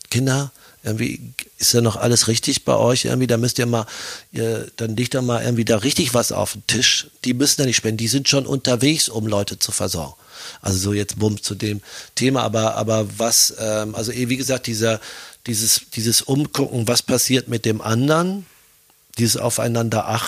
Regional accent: Germany; now in Austria; rede jetzt von mir als Deutscher, als Piefke in Österreich

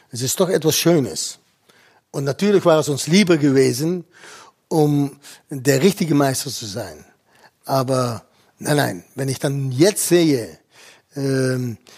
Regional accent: Eindhoven, North Brabant, Netherlands; born there; ich bin jetzt in Eindhoven, das ist meine Geburtsort.

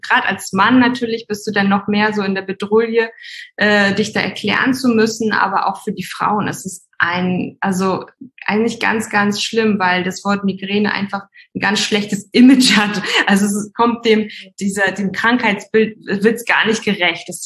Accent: Hamburg, Germany; Also genau … ich komme ursprünglich aus Hamburg.

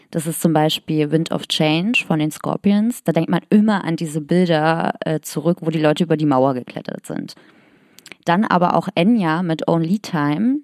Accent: Magdeburg, Saxony-Anhalt, Germany; born or raised there

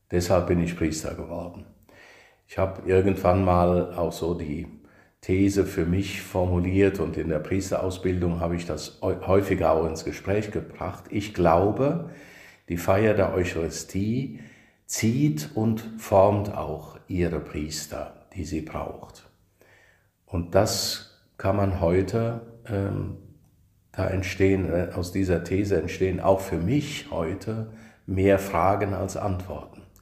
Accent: Niederfischbach, Rhineland-Palatinate, Germany; also born or lived in Kirchen; Also ähm, in Kirchen bin ich geboren, weil {S0} mhm. dort das {S1} Krankenhaus war, aufgewachsen in Niederfischbach.

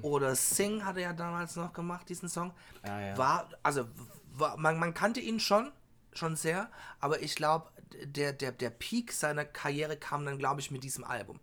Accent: Germany; bei uns in Deutschland

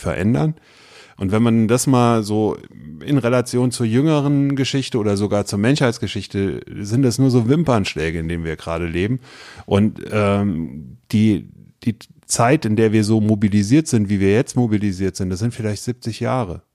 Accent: Westerwald, Rhineland-Palatinate, Germany; moved away as an adult; now in Wiesbaden, Germany; ich bin, äh, wie gesagt, aus dem Westerwald nach Wiesbaden gezogen. Das war 99 äh, und äh, habe da angefangen zu studieren

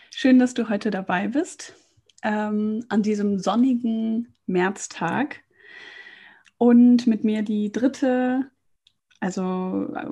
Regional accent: Lohmar, North Rhine-Westphalia, Germany; also born or lived in Cologne; Ja, und da komme ich ja auch her. Also vielmehr, ich bin in Köln geboren und dann in Loma aufgewachsen.

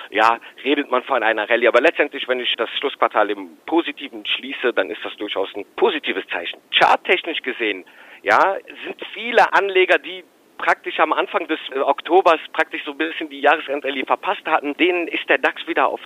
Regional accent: Rhineland, Germany; Also für mich als Rheinländer muss ich sagen, der Handelskonflikt ist mittlerweile, das sind alte Kamellen.

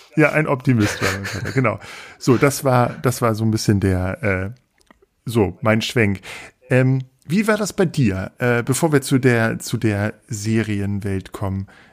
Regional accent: Peine, Lower Saxony, Germany; ich bin in Peine aufgewachsen.

